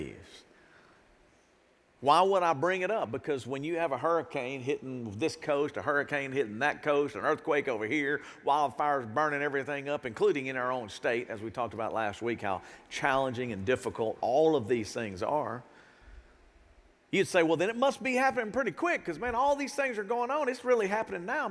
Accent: United States; as an American

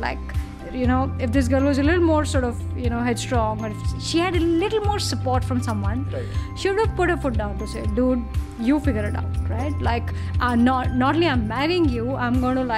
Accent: India; as Indians we're very permission seeking, and as Indian women we're even more permission seeking

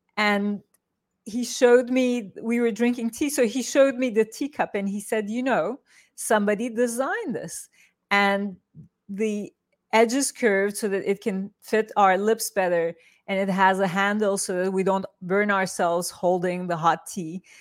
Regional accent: Turkey; moved away; I grew up in Turkey

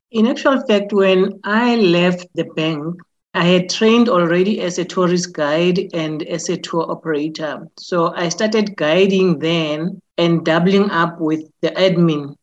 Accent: Soweto, Gauteng, South Africa; I was born and bred in Soweto

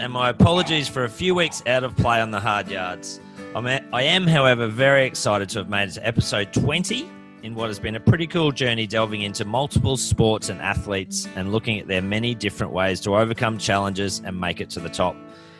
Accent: Brisbane, Queensland, Australia; also born or lived in Townsville; I was born in Townsville and lived in Woolgaroo, just behind the Laverack Barracks there. Moved to Brisbane when I was only 8 or 9, I think.

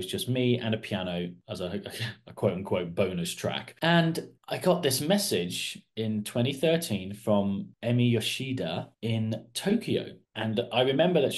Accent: Kidderminster, West Midlands, United Kingdom; now in Portsmouth, United Kingdom; I live in Portsmouth in the south of the country. My whole family originate from the West Midlands in Bromwich, and I was born in Kidderminster, so in the West Midlands.

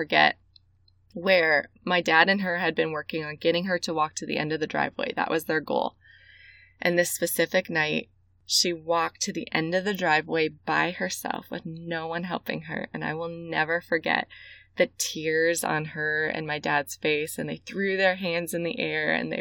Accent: Central Illinois, United States; I grew up in Central Illinois, and I grew up in a great, loving Christian home.

